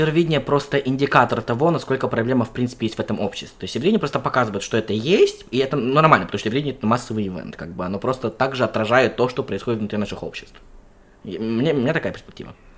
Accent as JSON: {"language": "Russian", "country": "Kyrgyzstan", "tie": "born or raised there", "said": "я родом из Кыргызстана"}